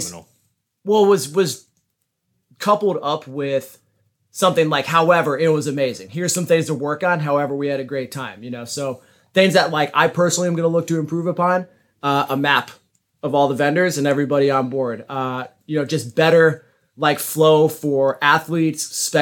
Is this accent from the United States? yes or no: yes; Dallas-Fort Worth area, Texas, United States; moved away; I grew up in the Dallas-Fort Worth area